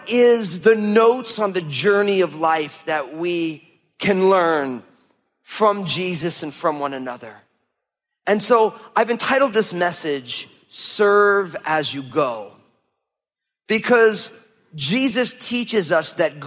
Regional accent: New Jersey, United States; We grew up in New Jersey, but the reason we grew up in New Jersey was because when my parents started having kids

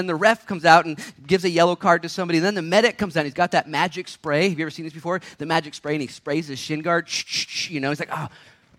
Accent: Minnesota, United States; I grew up in Minnesota for a little bit.

